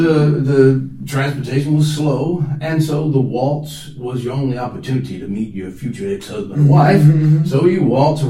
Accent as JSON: {"language": "English", "region": "Southwest", "country": "United States", "tie": "born or raised there", "moved": "as an adult", "lives_now": "Japan", "said": "I grew up kind of in Southwest"}